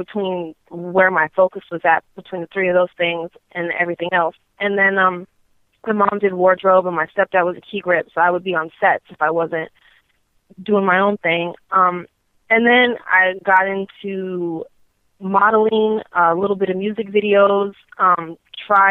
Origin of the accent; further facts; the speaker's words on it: Torrance, California, United States; I'm from L.A. I'm born and raised throughout California, but originally from a little city called Torrance, which is, I guess, L.A. County, or it is L.A. County.